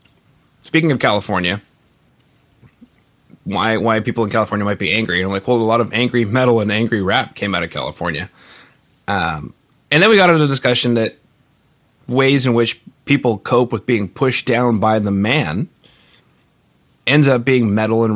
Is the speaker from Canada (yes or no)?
yes; Canada; I'm from Canada. We have Celsius in Canada.